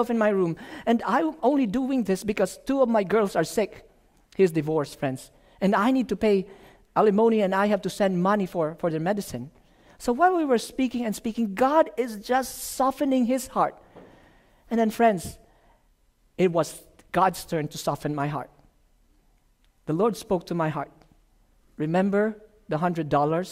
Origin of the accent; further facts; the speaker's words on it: Philippines; moved away; from the Philippines